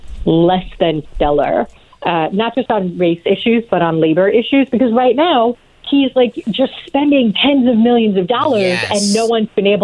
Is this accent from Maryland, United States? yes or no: no; New York, United States; I'm from New York, and I was in New York when Bloomberg was mayor.